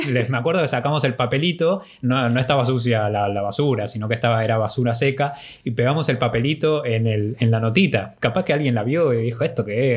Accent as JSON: {"language": "Spanish", "country": "Argentina", "said": "ser del país del Papa Francisco"}